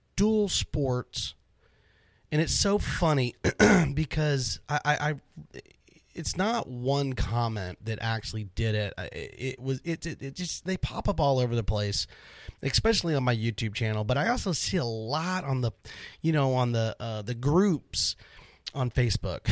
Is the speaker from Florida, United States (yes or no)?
yes; Florida, United States; now in Dallas-Fort Worth, United States; I grew up in Florida